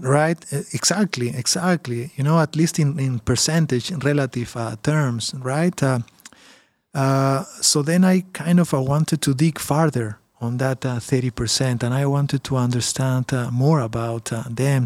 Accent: Peru; now in Canada; I'm from Peru originally

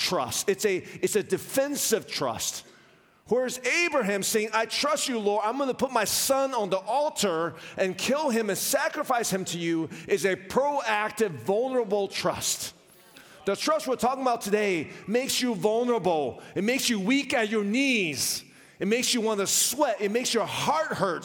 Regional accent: Richmond, Virginia, United States; I was raised in Richmond, Virginia

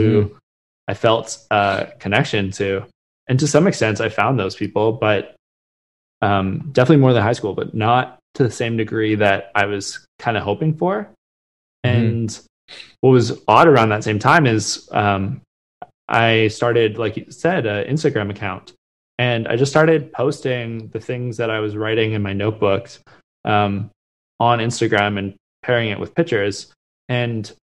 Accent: Vancouver, British Columbia, Canada; also born or lived in Halifax; I grew up in Vancouver, spent my whole life there

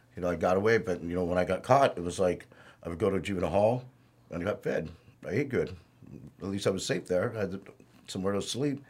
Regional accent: Norwalk, California, United States; I was, uh, pretty much born and raised in Norwalk.

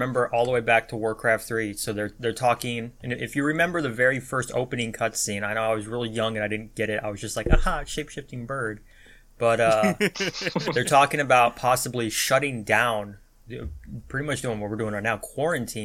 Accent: United States; My being an American

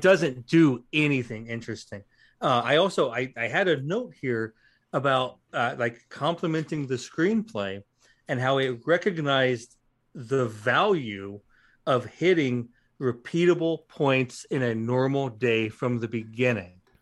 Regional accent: Western Illinois, United States; I am from Western Illinois

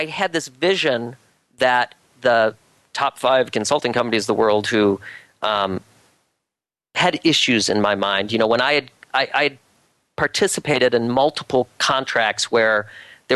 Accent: Grand Rapids, Michigan, United States; my hometown of Grand Rapids

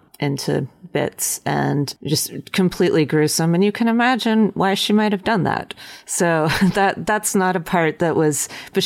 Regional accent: Western North Carolina, United States; the place that I come from, but it's also just Western North Carolina

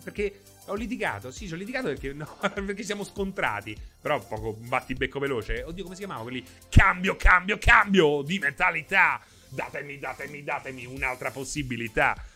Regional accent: Rome, Lazio, Italy; io so di Roma

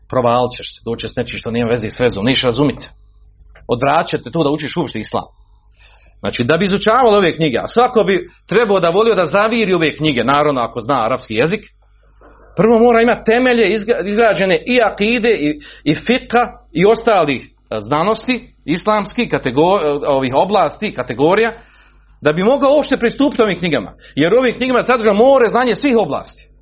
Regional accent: Bosnia & Herzegovina; kod nas u Bosni

